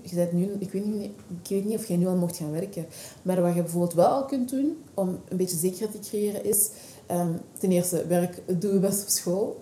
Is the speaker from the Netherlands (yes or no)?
no; Scherpenheuvel, Flanders, Belgium; accent: Flemish Dutch; ik ben geboren en getogen eigenlijk in België. Daarom ook dat ik gewoon Vlaams-Nederlands spreek.